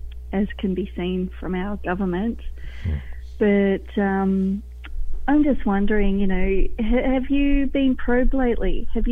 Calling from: Australia; I'm currently calling from Australia.

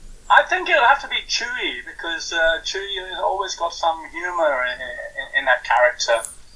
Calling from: London, United Kingdom; I'm calling from London in the UK.

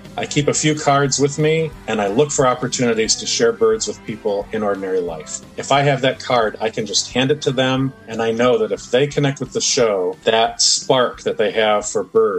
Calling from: Cleveland, Ohio, United States; I'm calling from Cleveland, Ohio.

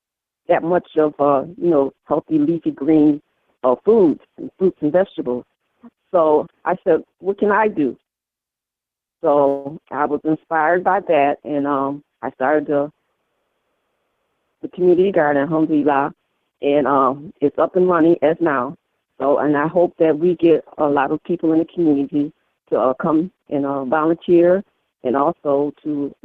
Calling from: Rochester, New York, United States; Rochester, New York.

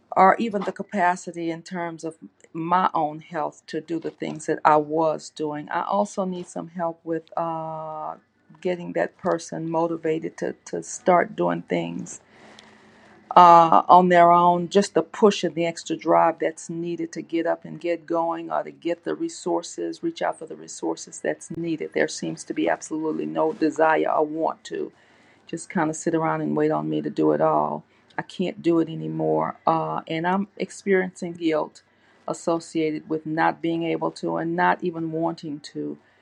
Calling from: Louisiana, United States; I'm calling from Louisiana

